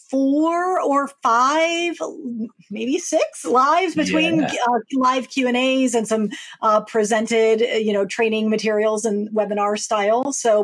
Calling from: Maryland, United States; I am joining you from Maryland, right near Washington, D.C., on the east coast of the U.S.

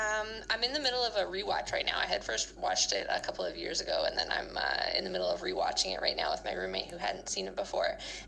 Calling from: New Brunswick, Canada; I am calling in from New Brunswick, Canada, which is just a little bit north of Maine

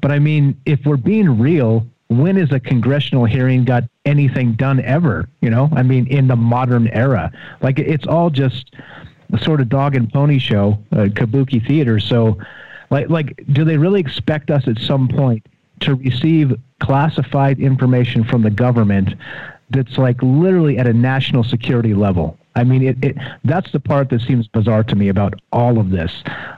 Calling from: Las Vegas, Nevada, United States; What's up … Las Vegas.

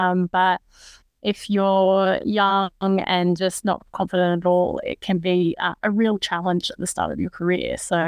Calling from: New South Wales, Australia; I'm calling in from Gadigal country this morning. My roots are actually from Darawal country though

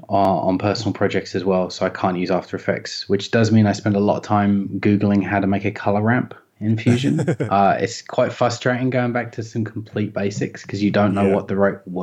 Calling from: Melbourne, Victoria, Australia; Just in North Melbourne at the moment.

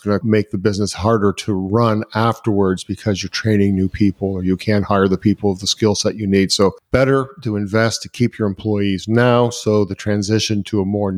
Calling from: Canada; I'm calling from Canada

